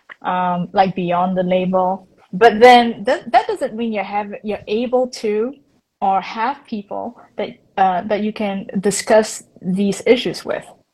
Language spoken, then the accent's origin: English; Malaysia; now in Singapore; I'm not fully Singaporean. I am Malaysian, no hate. I am Singapore PR.